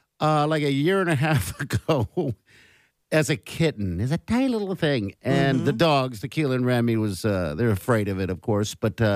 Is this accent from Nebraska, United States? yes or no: yes; Omaha, Nebraska, United States; We're from Omaha. How about that? We're from Omaha. You know, our families are from Omaha.